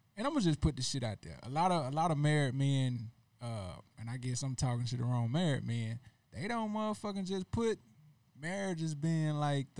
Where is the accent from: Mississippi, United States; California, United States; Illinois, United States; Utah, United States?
Mississippi, United States; moved away; I'm from Mississippi.